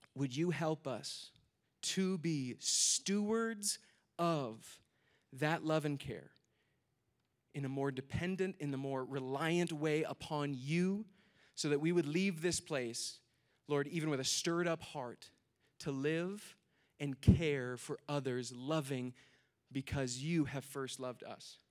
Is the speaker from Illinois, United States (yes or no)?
no; Minnesota, United States; I'm from Minnesota